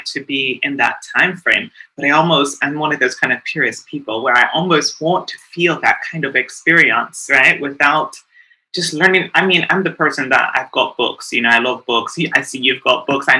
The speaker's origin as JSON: {"language": "English", "country": "South Africa", "said": "me being a woman of color, being South African, I'm very tied and connected to my roots"}